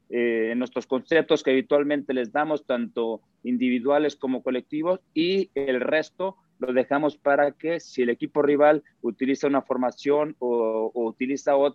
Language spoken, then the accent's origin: Spanish; Mexico; Mira, yo, porque soy mexicano, porque quiero que nos vaya bien, tengo confianza.